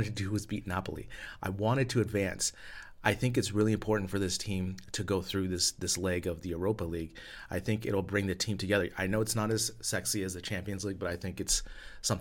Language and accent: English; United States; moved away as an adult; now in Spain; As an American living abroad here in Spain